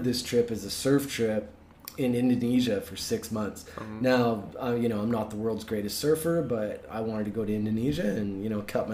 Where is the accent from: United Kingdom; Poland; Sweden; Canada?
Canada; Vancouver, British Columbia; moved away; I'm from Vancouver